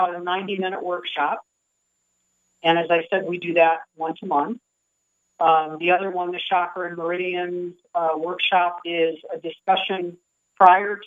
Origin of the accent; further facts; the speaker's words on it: Michigan, United States; moved away as an adult; also born or lived in New York State; now in Sedona, United States; I was born and raised in Michigan.